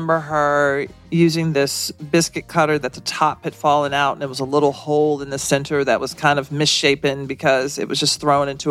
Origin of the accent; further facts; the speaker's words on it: the South, United States; now in New York City, United States; as a Southerner in New York City